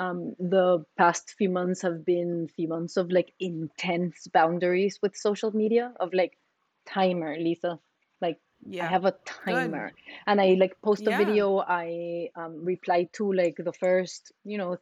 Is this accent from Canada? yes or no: no; Costa Rica; now in United States; I'm from Costa Rica